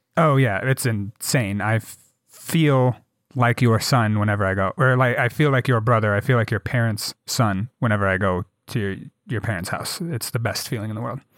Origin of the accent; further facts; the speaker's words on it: Jackson, Wyoming, United States; growing up in Jackson.